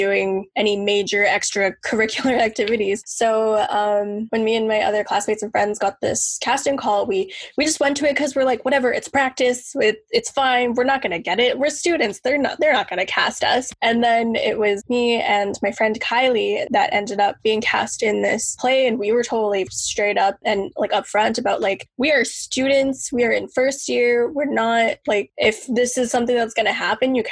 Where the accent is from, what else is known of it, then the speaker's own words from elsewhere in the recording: Maskwacis, Alberta, Canada; moved away as an adult; also born or lived in Ponoka, Alberta; now in Toronto, Canada; So I'm originally from Alberta. I grew up in Muscatine for the first bit of my life, which is my reserve. And then around grade 6, moved